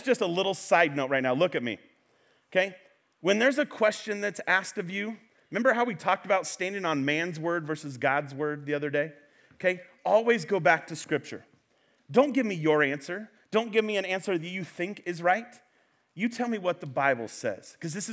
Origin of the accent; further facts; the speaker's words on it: Central Valley, California, United States; I am from the Central Valley